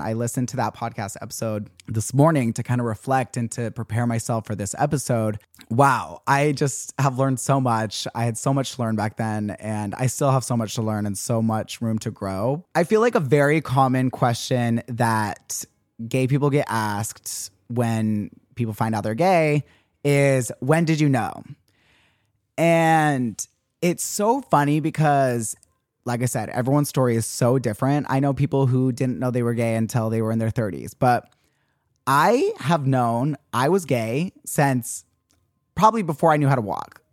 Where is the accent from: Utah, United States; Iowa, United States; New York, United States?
Utah, United States; growing up Mormon and growing up in Utah